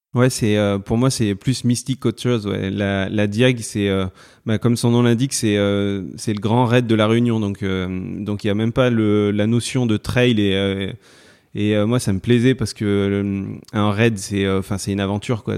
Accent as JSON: {"language": "French", "town": "Valence", "region": "Auvergne-Rhône-Alpes", "country": "France", "tie": "born or raised there", "said": "je suis né à Valence dans la Drôme et euh, bah, j'habite dans la Drôme, je suis toujours, euh, toujours resté dans la Drôme"}